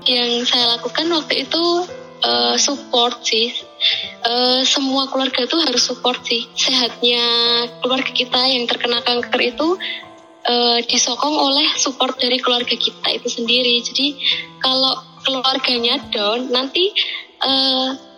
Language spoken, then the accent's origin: Indonesian; Yogyakarta, Special Region of Yogyakarta, Indonesia; saya berasal dari Yogyakarta